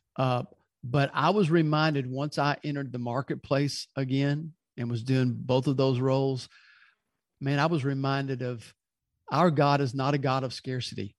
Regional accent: Louisville, Kentucky, United States; now in Birmingham, United States; originally, I'm from Louisville, Kentucky.

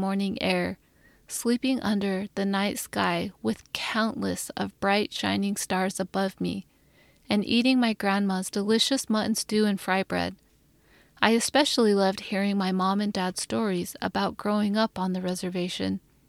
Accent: northern Utah, United States; also born or lived in Shiprock, New Mexico; I was born on the Navajo Nation in Shiprock, New Mexico, and raised in northern Utah at the foot of the majestic Wasatch Mountains.

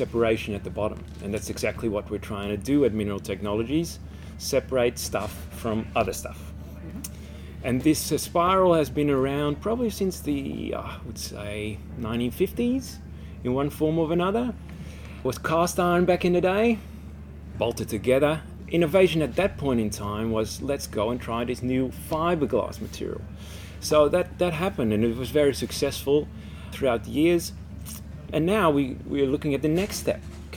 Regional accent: Netherlands; now in Australia; Born and raised in the Netherlands

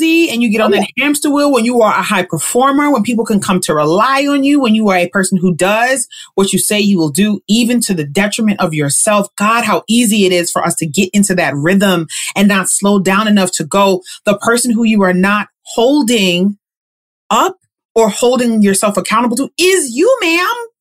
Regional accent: New York City, New York, United States; I am from Queens

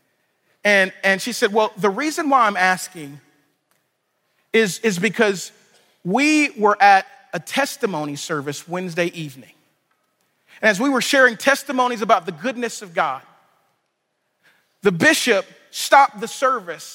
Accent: Louisiana, United States; I'm from Louisiana

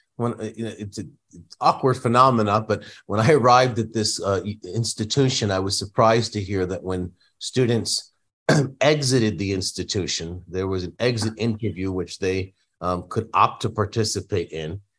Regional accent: Northeast, United States; now in San Diego, United States; I come from the Northeast. uh, a town that was largely Catholic Italian. Um, and many of my neighbors, you know, produced homemade Italian food for me as a kid growing up.

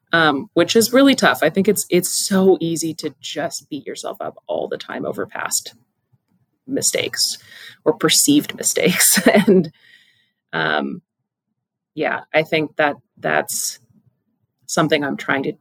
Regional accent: Pacific Northwest, United States; Also, again, growing up in the Pacific Northwest, get outside.

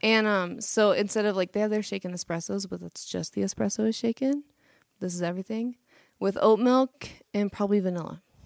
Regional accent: Kansas, United States; moved away as an adult; now in Colorado, United States; I grew up in the really, like, rough part of Kansas

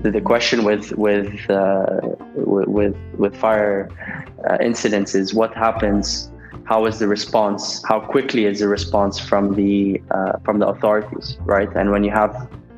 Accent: Nigeria; moved away as an adult; I'm born and brought up in Nigeria

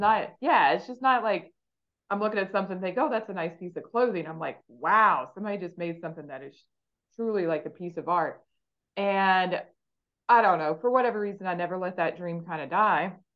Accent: West Virginia, United States; growing up in West Virginia when you're five

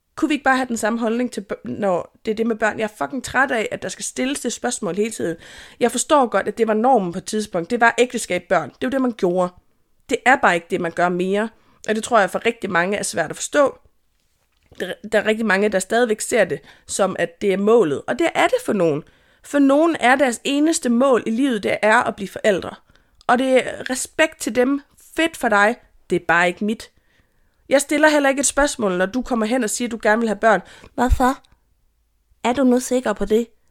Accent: Jutland, Denmark; jeg er jyde

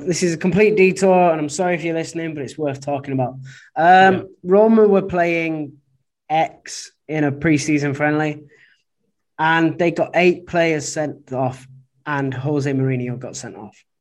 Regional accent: Oldham, North West England, United Kingdom; moved away as an adult; now in Guangzhou, China; I'm from Oldham

